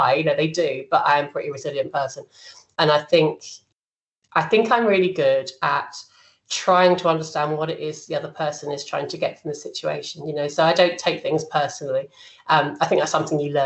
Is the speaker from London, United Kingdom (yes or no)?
yes; London, United Kingdom; moved away as an adult; I'm a Londoner and I never planned to be out of London this long